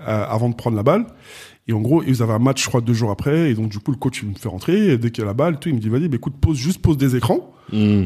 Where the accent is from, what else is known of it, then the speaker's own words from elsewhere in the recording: Asnières-sur-Seine, Île-de-France, France; je suis né, j'ai grandi à Agnières dans le 92